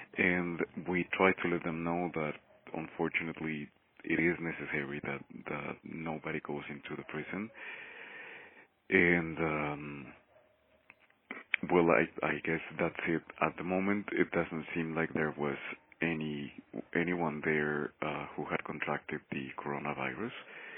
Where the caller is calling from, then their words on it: Mexico City, Mexico; I am calling from Mexico City. I work here with the La Yeca Collective